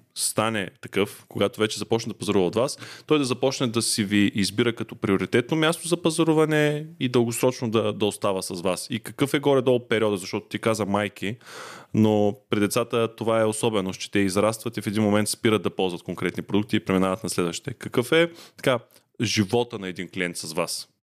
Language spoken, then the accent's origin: Bulgarian; Ruse, Ruse Province, Bulgaria; аз съм от Русе